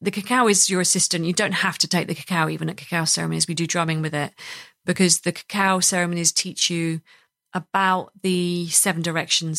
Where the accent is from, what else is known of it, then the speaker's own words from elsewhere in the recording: United Kingdom; we're all British